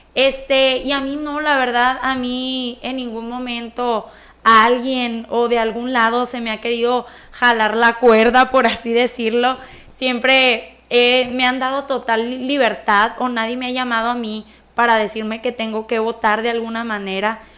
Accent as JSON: {"language": "Spanish", "town": "Escuinapa", "region": "Sinaloa", "country": "Mexico", "tie": "born or raised there", "said": "yo nací aquí en Escuinapa, entonces yo veía mi municipio que carecía de todo"}